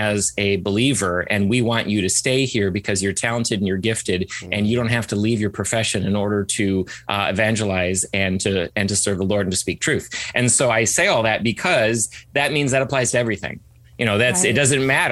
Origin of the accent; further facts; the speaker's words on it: Ann Arbor, Michigan, United States; I was born and raised in Ann Arbor, Michigan, and was homeschooled from the very beginning